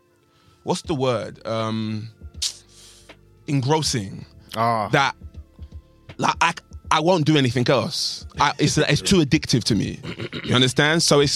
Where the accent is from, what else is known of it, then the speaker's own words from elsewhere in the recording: Nigeria; I'm Nigerian, right? So I actually hold those beliefs.